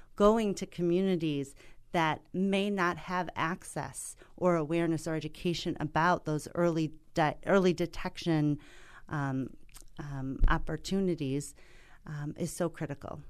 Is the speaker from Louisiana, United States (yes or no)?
no; Milwaukee, Wisconsin, United States; my hometown of Milwaukee, Wisconsin